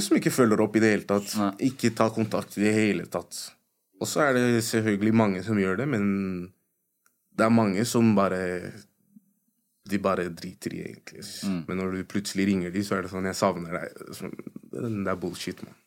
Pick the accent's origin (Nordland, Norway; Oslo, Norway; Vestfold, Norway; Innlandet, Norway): Oslo, Norway; folk som har kommet fra fuckings østkanten